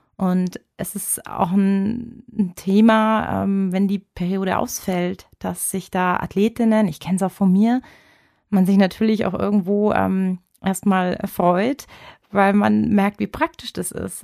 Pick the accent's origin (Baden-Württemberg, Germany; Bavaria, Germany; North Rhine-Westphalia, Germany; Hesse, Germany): Bavaria, Germany; ich bin hier sogar geboren